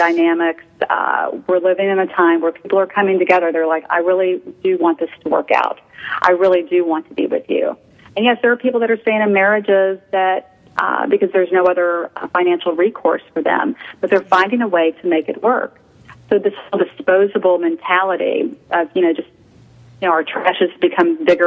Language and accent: English; Houston, Texas, United States; moved away as an adult; now in Chicago, United States; I grew up in Houston, was transferred to Chicago about 18 years ago